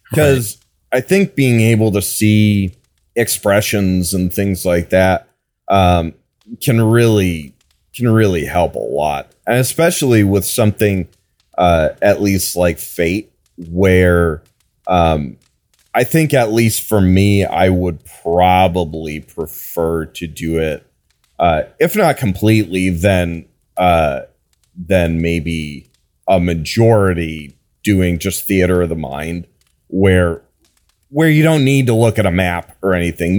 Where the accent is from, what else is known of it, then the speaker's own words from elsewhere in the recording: Wisconsin, United States; I'm from Wisconsin